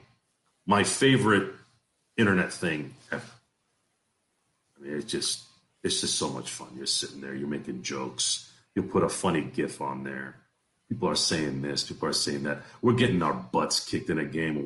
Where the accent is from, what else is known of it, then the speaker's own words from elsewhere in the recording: California, United States; also born or lived in Detroit, Michigan, United States; Moved to California when I was young